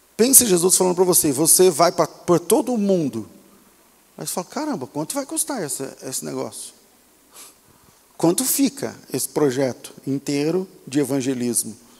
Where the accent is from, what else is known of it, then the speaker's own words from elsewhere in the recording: Brazil; somos brasileiros, somos cristãos, em um país de maioria cristã